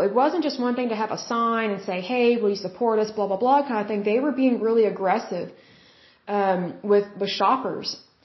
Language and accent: English; Oklahoma, United States; in my hometown, Oklahoma